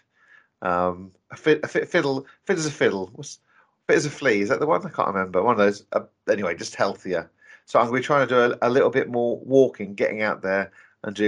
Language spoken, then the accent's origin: English; Norfolk, East of England, United Kingdom; now in London, United Kingdom; I'm originally from Norfolk